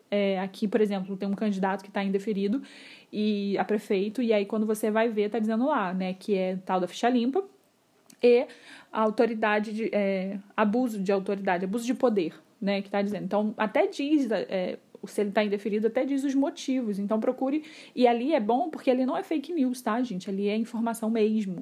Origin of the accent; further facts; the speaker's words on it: Rio de Janeiro, Brazil; eu não sou de São Paulo, eu sou aqui do Rio de Janeiro, de uma cidade bem pequena, onde todo mundo se conhece